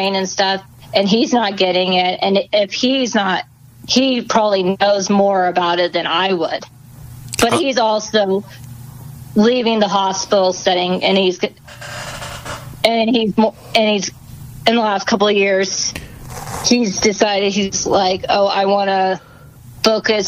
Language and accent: English; Southern California, United States; now in Arizona, United States; I was born in Southern California